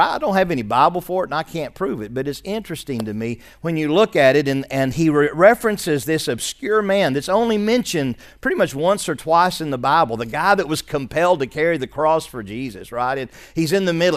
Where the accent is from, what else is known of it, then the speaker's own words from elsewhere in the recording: Arkansas, United States; also born or lived in West Virginia; We're from Arkansas.